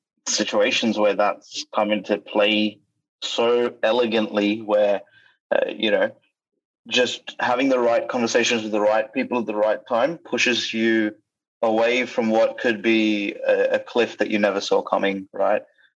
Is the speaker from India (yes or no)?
yes; India; also born or lived in Australia; Sue me, I'm Indian, right? Like, and I'm Australian at the same time.